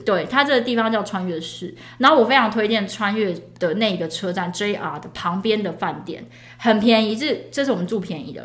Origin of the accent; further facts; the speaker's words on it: Taiwan; 身为台湾人